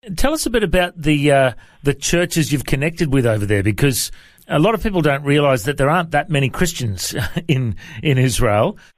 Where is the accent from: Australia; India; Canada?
Australia; Coffs Harbour, New South Wales; I was uh, born and raised in uh, in Coffs Harbour in New South Wales